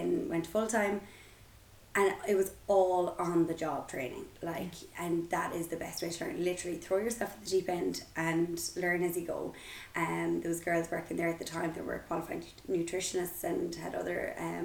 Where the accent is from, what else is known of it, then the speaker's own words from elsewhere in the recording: Galway, Connacht, Ireland; I am from Galway